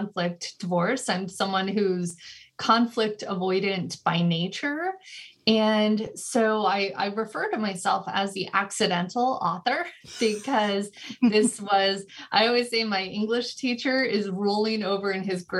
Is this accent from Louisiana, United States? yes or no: no; California, United States; also born or lived in Chicago, Illinois; moved to California when I was about 9 years old, and I was actually raised by my dad